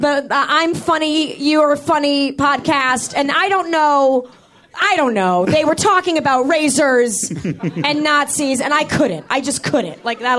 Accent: Manhattan Beach, California, United States; I grew up in Manhattan Beach, about 40 minutes south of here.

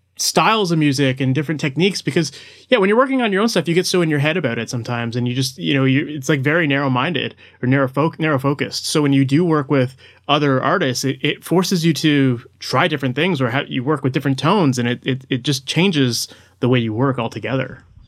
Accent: Toronto, Ontario, Canada; I'm from Toronto

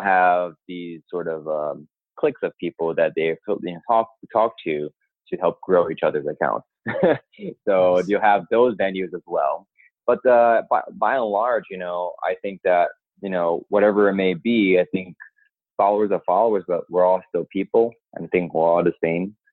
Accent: New York, United States; I'm from New York. I'm a New Yorker myself

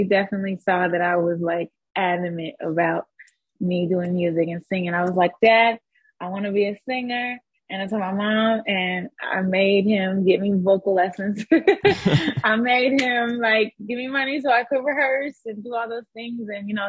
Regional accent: Atlanta, Georgia, United States; also born or lived in Texas / Warner Robins; I was born in Texas. I lived there till I was like six. And then I lived in a small city called Warner Robins. Air Force. It's an Air Force base. So then after I lived there for some years, we moved to Atlanta, and I was basically kind of, I would say, raised in Atlanta as well.

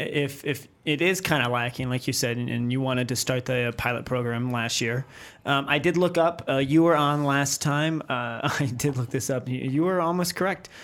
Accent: near Kenmore, New York, United States; I grew up right there. I grew up ten minutes from that place

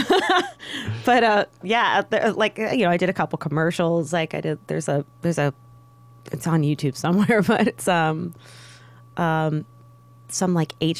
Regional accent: Pittsburgh, Pennsylvania, United States; moved away as an adult; now in Las Vegas, United States; I'm from Pittsburgh, Pennsylvania.

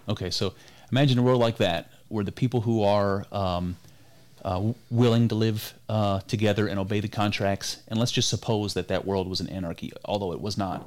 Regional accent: United States; I'm an American. You know, I come from this culture and heritage of America

